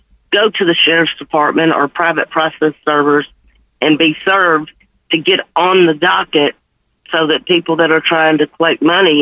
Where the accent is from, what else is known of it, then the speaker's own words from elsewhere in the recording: Memphis, Tennessee, United States; I'm born and raised in Memphis, been here my whole life